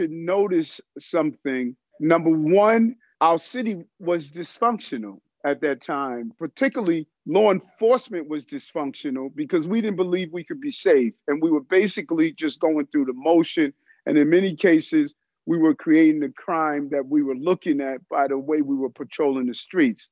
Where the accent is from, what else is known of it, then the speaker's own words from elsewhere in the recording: New York City, New York, United States; also born or lived in Brooklyn; I grew up in South Jamaica, Queens, born in Brooklyn